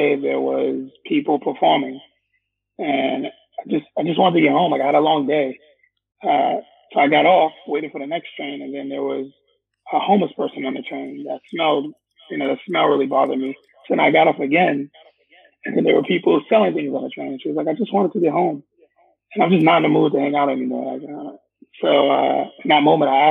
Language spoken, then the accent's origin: English; New York City, New York, United States; also born or lived in Staten Island, New York; I'm originally born and raised in Brooklyn, New York